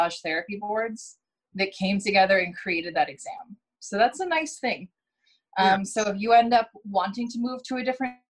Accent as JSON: {"language": "English", "region": "New York", "country": "United States", "moved": "as an adult", "lives_now": "Oregon, United States", "said": "I'm from New York originally"}